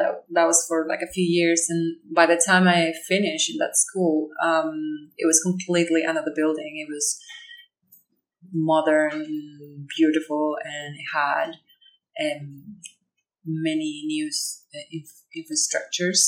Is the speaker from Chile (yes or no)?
yes; Chile; English is a second language; now in Darwin, Australia; I'm from Chile, originally. Okay. But I'm living in Darwin at the moment